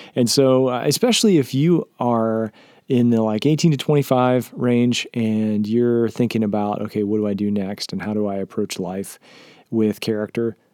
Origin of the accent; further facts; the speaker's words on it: Southern West Virginia, United States; I grew up in Southern West Virginia as a Nazarene.